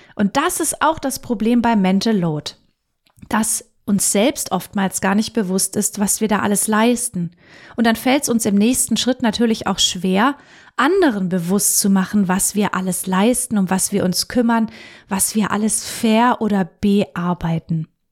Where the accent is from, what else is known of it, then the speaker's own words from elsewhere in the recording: Germany; bei uns in Deutschland